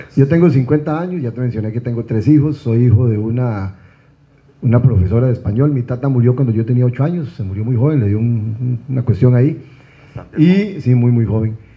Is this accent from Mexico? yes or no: no; Costa Rica; soy un costarricense